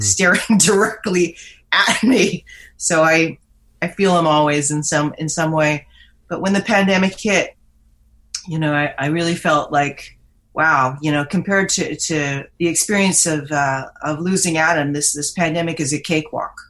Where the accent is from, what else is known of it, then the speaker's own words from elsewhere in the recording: Vancouver, British Columbia, Canada; moved away as an adult; now in Toronto, Canada; I moved to Vancouver as a teenager and grew up there